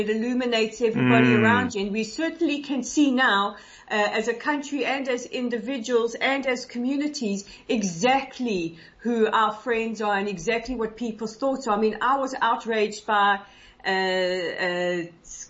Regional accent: Israel; Israeli people, our courage, our resilience

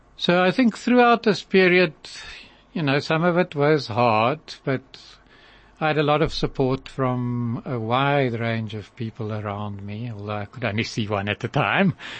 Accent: Cape Town, Western Cape, South Africa; grew up in Pinelands and Cape Town

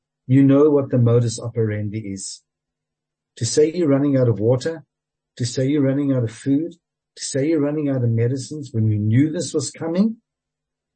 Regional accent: South Africa; As a South African

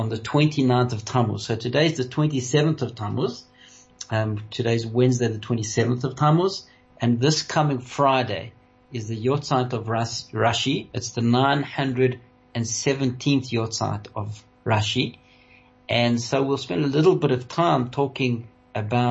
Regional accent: South Africa

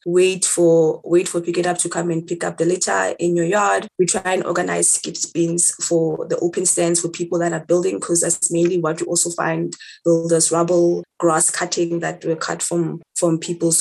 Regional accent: Soweto, Gauteng, South Africa; I'm from Soweto. I currently live in Soweto

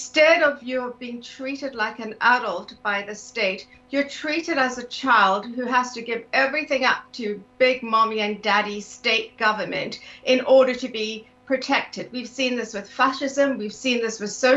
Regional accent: South Africa; moved away as an adult; also born or lived in London, United Kingdom / Singapore / Canada; now in United Kingdom; I'm South African originally. I left South Africa in my late 20s and immigrated to the UK

